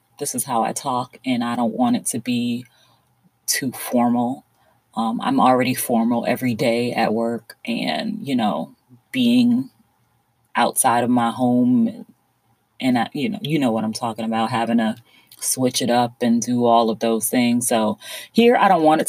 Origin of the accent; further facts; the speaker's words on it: South Florida, United States; I was born and raised in South Florida